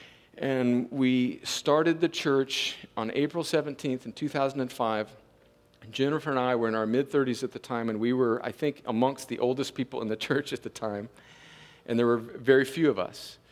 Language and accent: English; United States; I'm American